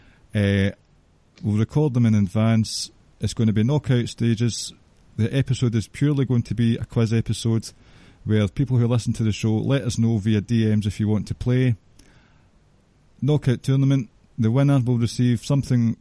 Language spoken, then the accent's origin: English; Scotland, United Kingdom; I'm too Scottish